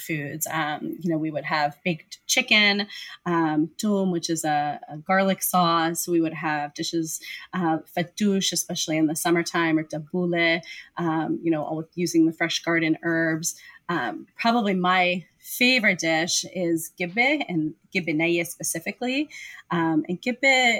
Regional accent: Pennsylvania, United States; I grew up in Pennsylvania

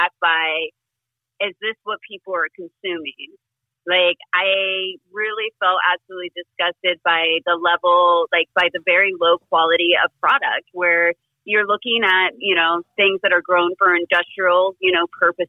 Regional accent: North Carolina, United States; moved away as an adult; also born or lived in Portland; now in California, United States; I'm originally from North Carolina. I grew up on the coast over there.

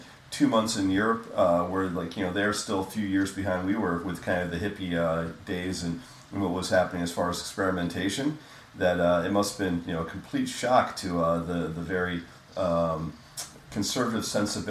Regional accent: New York, United States; I was born early in the morning in New York on April 30th, 72

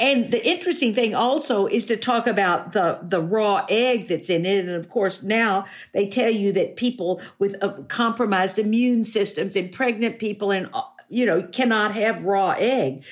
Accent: Fort Worth, Texas, United States; when I was growing up in Fort Worth

